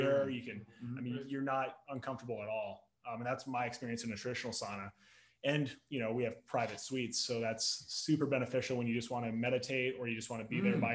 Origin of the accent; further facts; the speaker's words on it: Sioux Falls, South Dakota, United States; also born or lived in Lincoln, Nebraska; now in Omaha, United States; I'm from Sioux Falls